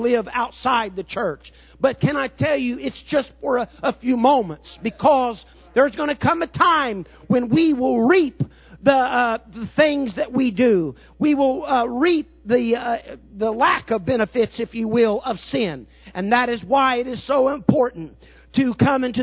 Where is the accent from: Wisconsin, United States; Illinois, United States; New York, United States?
Illinois, United States; Southern; I'm from Southern Illinois, and I'm kind of a redneck